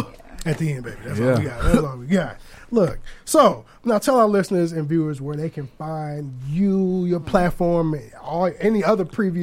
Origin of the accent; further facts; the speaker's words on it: Aurora, Illinois, United States; moved away; Like I'm from Aurora, which is 45 minutes away.